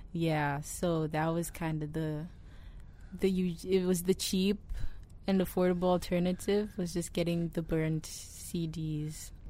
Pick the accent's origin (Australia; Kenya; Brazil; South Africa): South Africa; moved away as an adult; now in United States; I miss the maize from back home